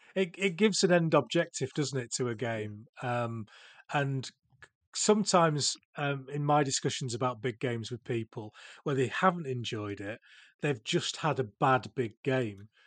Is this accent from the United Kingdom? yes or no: yes; Cheshire, North West England, United Kingdom; now in Yorkshire, United Kingdom; I was born in Cheshire